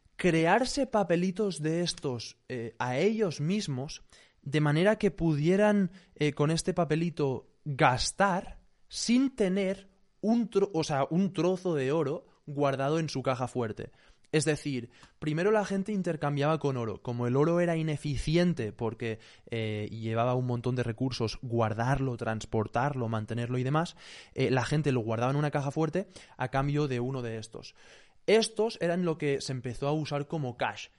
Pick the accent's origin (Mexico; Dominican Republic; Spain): Spain